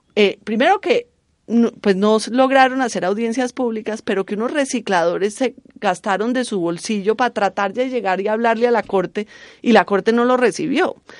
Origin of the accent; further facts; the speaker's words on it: Cali, Valle del Cauca, Colombia; yo en verdad soy de Cali